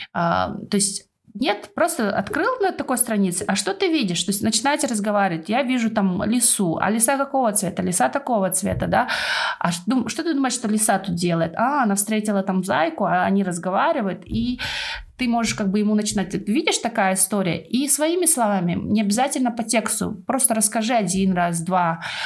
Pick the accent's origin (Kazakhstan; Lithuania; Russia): Kazakhstan; now in United Kingdom; у нас было село такое, оно в основном переселенцы из Украины. И я была одна казашка в классе.